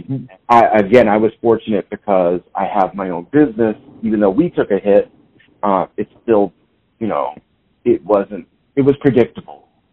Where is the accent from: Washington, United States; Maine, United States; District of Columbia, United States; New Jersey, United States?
Maine, United States; moved away as an adult; also born or lived in New Hampshire / Boston, Massachusetts; now in Kansas City, United States; I grew up in Maine, then went to school in New Hampshire and Boston, and lived mostly in Boston. I lived in Boston for about 20 years